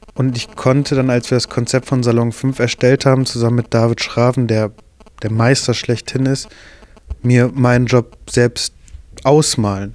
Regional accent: Bottrop, North Rhine-Westphalia, Germany; von der Schule mit dem schlechtesten Ruf in Bottrop

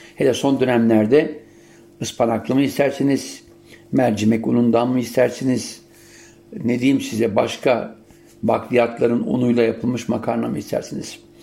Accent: Siirt, Siirt Province, Turkey; Biz ailecek zeytinyağıyla haşır neşirdik. Yani Siirt'te olmamıza rağmen zeytinyağı vardı.

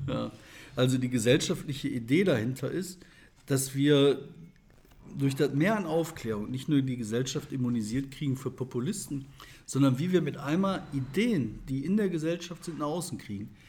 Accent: Bottrop, North Rhine-Westphalia, Germany; aus meiner Heimatstadt Bottrop

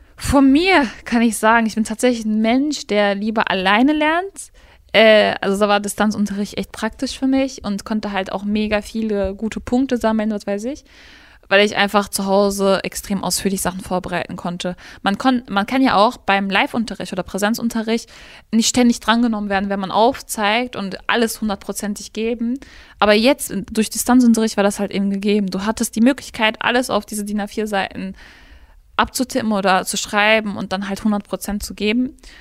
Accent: Gladbeck, North Rhine-Westphalia, Germany; ich komme aus Gladbeck

